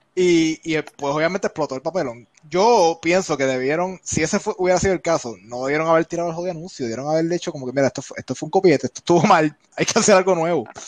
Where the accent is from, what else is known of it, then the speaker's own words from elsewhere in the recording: Puerto Rico; now in United States; desde la posición de la perspectiva de puertorriqueños y cuando uno está acá en Estados Unidos, que nosotros somos más inmigrantes sin ser inmigrantes